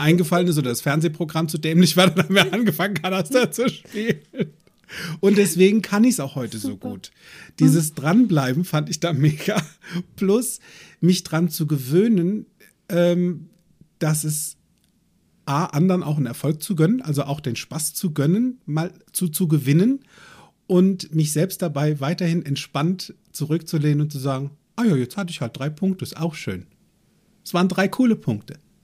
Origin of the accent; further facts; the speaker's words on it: Limburg an der Lahn, Hesse, Germany; also born or lived in United States; bei uns in Limburg an der Lahn